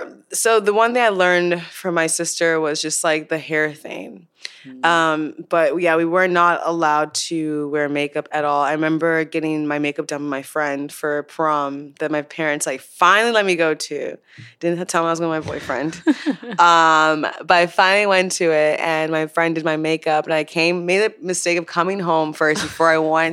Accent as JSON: {"language": "English", "town": "Chicago", "region": "Illinois", "country": "United States", "tie": "born or raised there", "also_born_or_lived": "Nigeria", "lives_now": "Los Angeles, United States", "said": "I was born in Nigeria, but I moved to Chicago."}